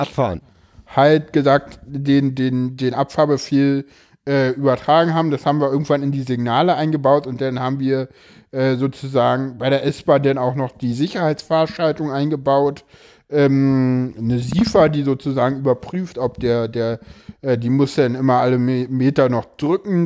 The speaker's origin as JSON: {"language": "German", "region": "Berlin", "country": "Germany", "said": "komme ich da zu sehr aus Köpenick"}